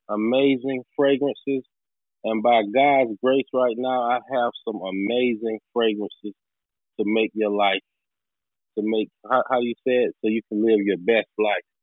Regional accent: New Bern, North Carolina, United States; I'm from New Bern, North Carolina.

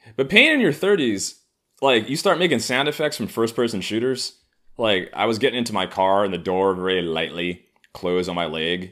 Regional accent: New York City, New York, United States; I grew up in Harlem

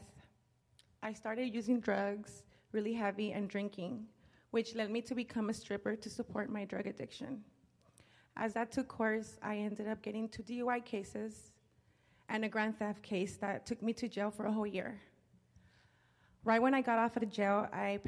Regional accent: Los Angeles, California, United States; I grew up in South Central Los Angeles with a brother and two sisters and my mother.

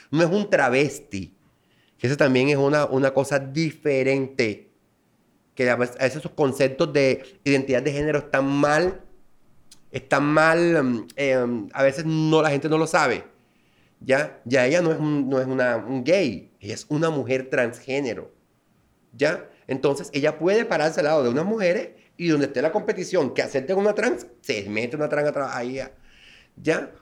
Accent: Las Palmas, Bolívar, Colombia; moved away; soy nativo de Las Palmas, Bolívar

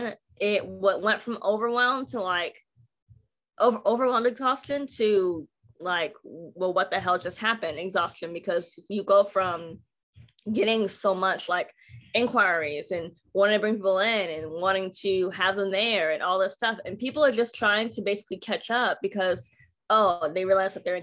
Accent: Pullman, Washington, United States; moved away as an adult; now in Texas, United States; I grew up in Pullman, Washington

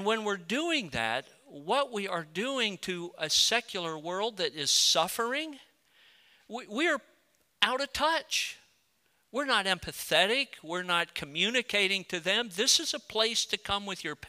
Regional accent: United States; also born or lived in Colorado; I'm a proud patriotic American

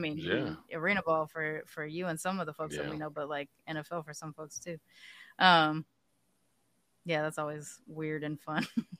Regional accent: Long Beach, California, United States; I grew up in Long Beach

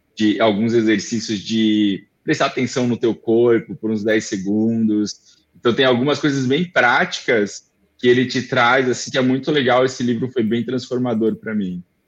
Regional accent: Florianópolis, Santa Catarina, Brazil; eu sou manezinho daqui, né, e, então eu nasci aqui

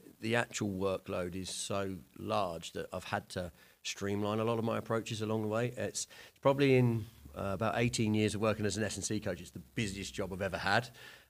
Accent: England, United Kingdom; So I played back, because I'm obviously from England.

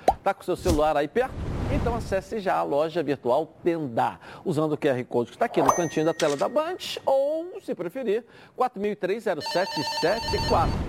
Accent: Petrópolis, Rio de Janeiro, Brazil; É, sempre acompanhando, você sabe que sou petropolitano.

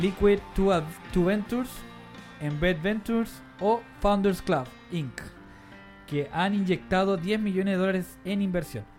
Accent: San Miguel, Santiago Metropolitan Region, Chile; nosotros hemos dicho que somos de San Miguel

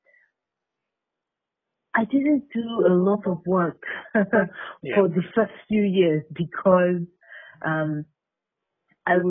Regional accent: Nigeria; being a Nigerian, living in Nigeria

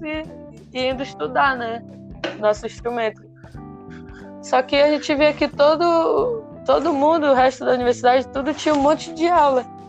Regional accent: Brazil; moved away as an adult; a gente vem do Brasil

